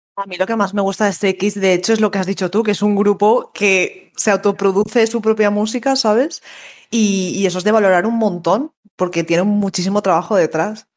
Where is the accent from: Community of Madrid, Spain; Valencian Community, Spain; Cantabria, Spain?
Valencian Community, Spain; Valencia; soy de Valencia